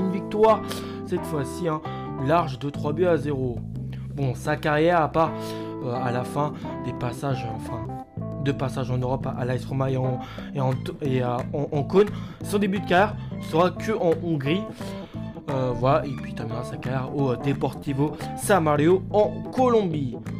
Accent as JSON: {"language": "French", "country": "France", "said": "chez nous en France"}